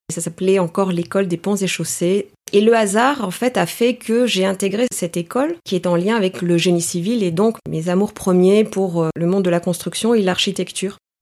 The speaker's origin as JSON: {"language": "French", "town": "Paris", "region": "Île-de-France", "country": "France", "tie": "born or raised there", "first_language": "Greek", "second_language": "French", "said": "je suis née euh, à Paris. Je dirais que je suis une euh, grecque parisienne ou une parisienne grecque"}